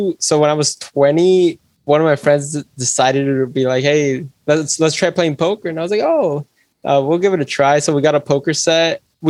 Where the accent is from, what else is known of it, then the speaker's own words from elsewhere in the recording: Santa Rosa, California, United States; I'm from Santa Rosa, California.